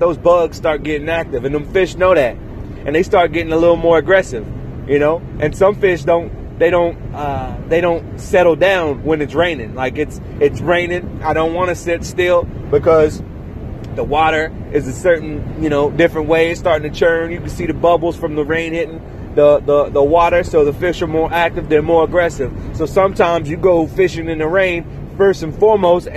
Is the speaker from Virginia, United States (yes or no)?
yes; Virginia, United States; now in Los Angeles, United States; I'm from Virginia.